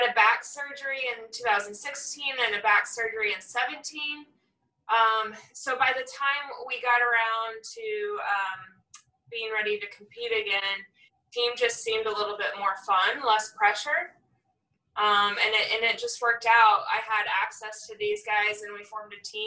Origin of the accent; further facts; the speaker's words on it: Indiana, United States; now in Cincinnati, United States; I'm actually from Indiana